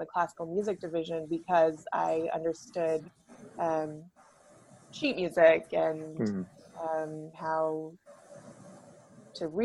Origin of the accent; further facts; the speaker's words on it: Chino Hills, California, United States; I grew up in Chino Hills, California